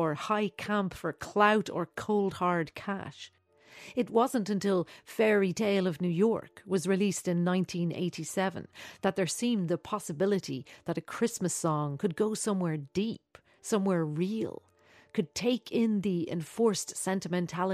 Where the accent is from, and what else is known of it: Dublin, Leinster, Ireland; born or raised there